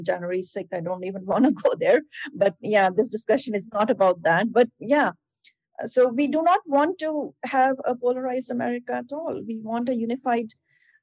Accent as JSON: {"language": "English", "country": "India", "tie": "born or raised there", "moved": "yes", "lives_now": "Erie, United States", "said": "my parents, yes, they originally from India"}